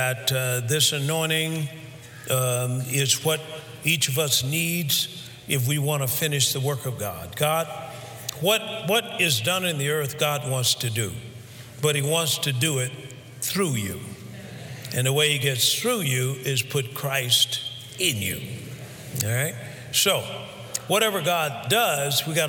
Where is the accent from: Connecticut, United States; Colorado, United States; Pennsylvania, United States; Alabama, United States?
Alabama, United States; where I was raised in Alabama, where it was hot